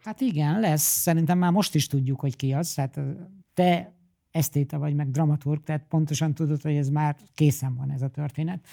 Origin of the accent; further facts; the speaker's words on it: Hungary; Én oda mennék mint magyar Franciaországban